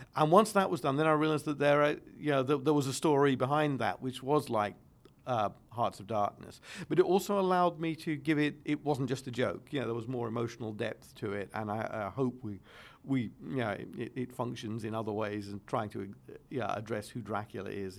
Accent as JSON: {"language": "English", "region": "London", "country": "United Kingdom", "said": "I'm also a Londoner."}